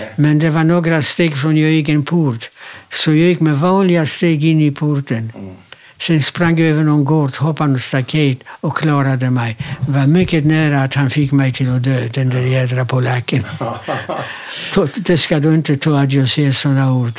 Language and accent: Swedish; Łódź, Łódź Voivodeship, Poland; also born or lived in Kielce, Poland; now in Sweden; Jag är född i Polen, i en stad som heter Łódź, Lodz på svenska.